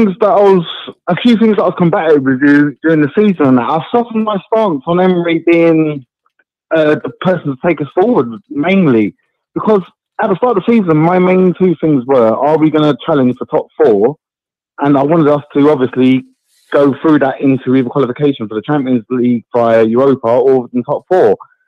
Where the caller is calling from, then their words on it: Epsom, South East England, United Kingdom; moved away; I'm calling from Epsom, mate.